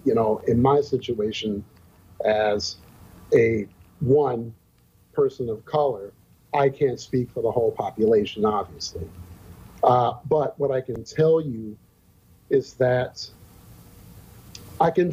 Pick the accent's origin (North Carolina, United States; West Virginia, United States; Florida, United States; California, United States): North Carolina, United States; now in Fargo-Moorhead, United States; I grew up in North Carolina